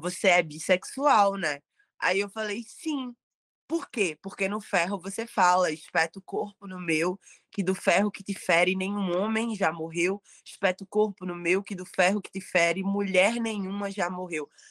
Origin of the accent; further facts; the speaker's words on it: Palmares, Pernambuco, Brazil; also born or lived in Recife / Olinda; Eu nasci em Recife, mas eu cresci entre Olinda e, e Palmares